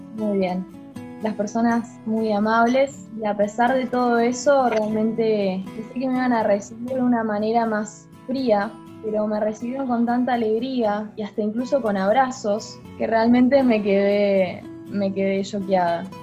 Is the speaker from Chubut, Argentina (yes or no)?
yes; Trelew, Chubut, Argentina; also born or lived in Norway; vengo de Argentina, eh, vivo en la ciudad de Trelew